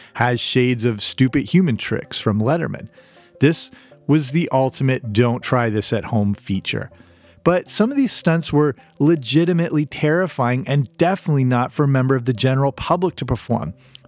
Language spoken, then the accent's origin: English; Canada; also born or lived in England; So I'm Canadian and partly grew up in England, as I've covered on this show